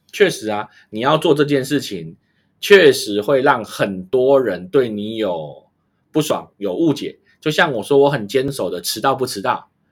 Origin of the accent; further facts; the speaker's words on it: Taiwan; 我们台湾人出去很自动地就会戴口罩